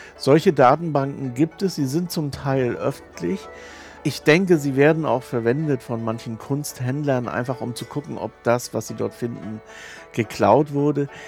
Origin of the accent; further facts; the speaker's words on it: Germany; moved away as an adult; also born or lived in Asia; Ich bin an der Ostsee aufgewachsen